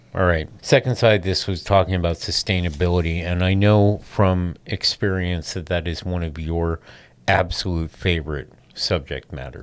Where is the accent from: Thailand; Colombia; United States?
United States; San Francisco, California; I'm from San Francisco.